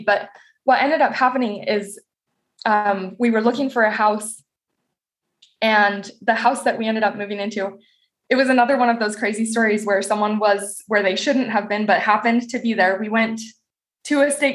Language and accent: English; Southeast Idaho, United States; moved away; also born or lived in Rexburg, Idaho; I had never lived outside of Southeast Idaho